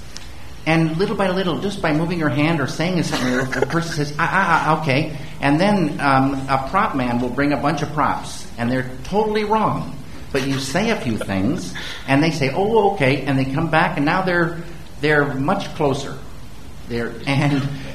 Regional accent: the Northwest, Pacific Northwest, United States; also born or lived in Missoula, Montana; I grew up in the Northwest

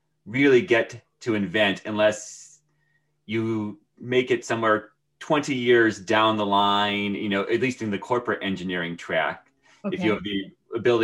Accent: Portland, Connecticut, United States; that's where I'm from.

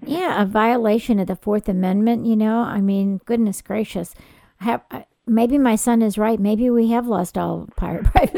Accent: California, United States; I'm from California

